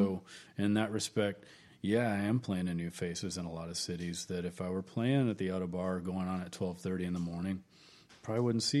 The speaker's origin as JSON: {"language": "English", "town": "Kennett", "region": "Missouri", "country": "United States", "lives_now": "Austin, United States", "said": "No, I'm originally from Southeast Missouri."}